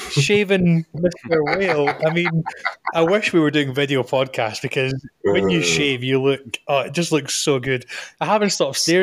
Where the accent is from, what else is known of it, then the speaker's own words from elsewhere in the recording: Scotland, United Kingdom; as a Scotsman